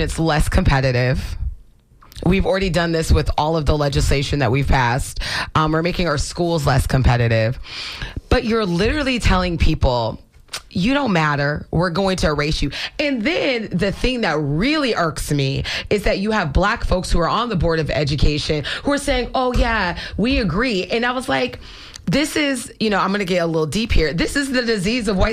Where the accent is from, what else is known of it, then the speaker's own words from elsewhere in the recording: Florida, United States; I was born and raised in Florida. My family is multiple generations here